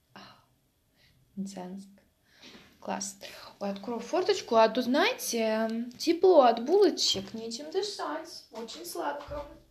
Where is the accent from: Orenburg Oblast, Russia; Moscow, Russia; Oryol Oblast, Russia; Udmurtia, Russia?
Oryol Oblast, Russia; Mtsensk; moved away; я родилась в Амценске. Обалдеть. Я родилась в Амценске